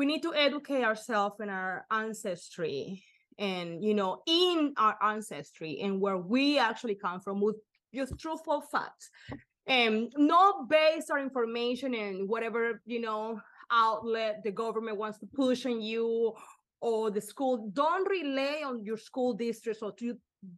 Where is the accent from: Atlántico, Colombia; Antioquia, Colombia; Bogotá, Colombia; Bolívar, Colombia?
Bolívar, Colombia; Cartagena; now in United States; Where I'm from Cartagena, Colombia